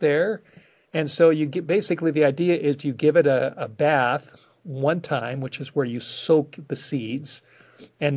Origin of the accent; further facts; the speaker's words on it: Los Angeles, California, United States; I grew up in the Hollywood Hills